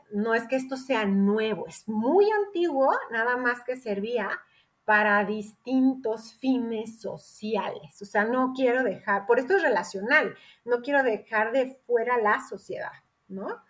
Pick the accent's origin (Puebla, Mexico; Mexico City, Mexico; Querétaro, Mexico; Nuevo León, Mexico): Querétaro, Mexico; yo soy de Querétaro